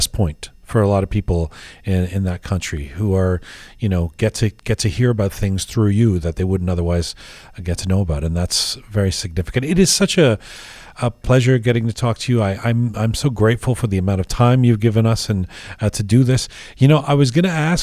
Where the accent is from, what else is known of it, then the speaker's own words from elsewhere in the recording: London, United Kingdom; now in Toronto, Canada; London's my hometown. That's where I grew up